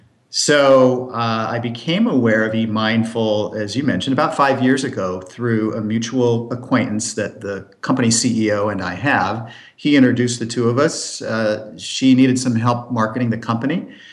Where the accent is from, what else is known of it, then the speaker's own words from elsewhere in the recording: Berkeley, California, United States; also born or lived in Portland, Oregon; I grew up in West Coast cities, including Berkeley, San Francisco, and the Bay Area, Santa Cruz, California, Portland, Oregon.